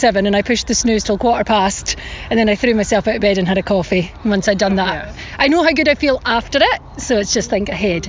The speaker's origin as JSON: {"language": "English", "region": "Scotland", "country": "United Kingdom", "moved": "yes", "lives_now": "New Zealand", "said": "I am Scottish."}